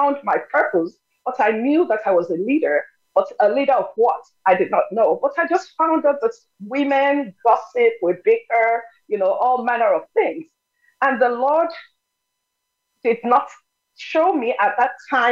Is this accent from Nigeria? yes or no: yes; Nigeria; first language Yoruba; English is a second language; moved away as an adult; now in United States; I'm originally from Nigeria, schooled in Nigeria, but came to the U.S. in 1980.